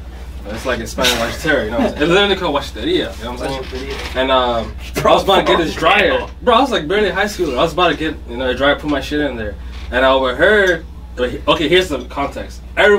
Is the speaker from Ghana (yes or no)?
yes; Ghana; now in Houston, United States; I'm originally from Ghana, West Africa